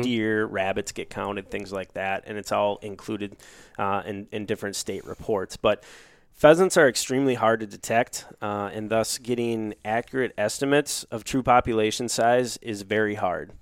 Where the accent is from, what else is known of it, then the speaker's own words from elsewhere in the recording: Duluth, Minnesota, United States; moved away as an adult; also born or lived in Decorah, Iowa; born and raised in Duluth, Minnesota, on the shores of Lake Superior.